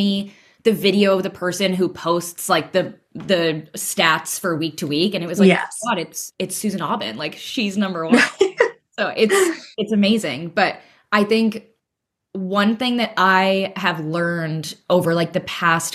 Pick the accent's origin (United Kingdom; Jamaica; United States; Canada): United States; now in Murano, Italy; I'm an American living in Italy